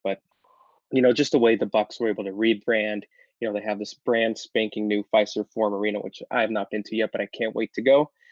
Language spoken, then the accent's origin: English; Los Angeles, California, United States; now in Arizona, United States; I was actually born and raised in Los Angeles